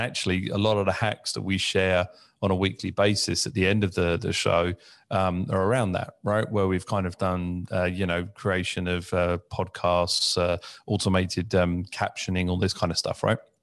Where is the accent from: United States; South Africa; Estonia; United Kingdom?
United Kingdom; growing up in the U K, obviously being British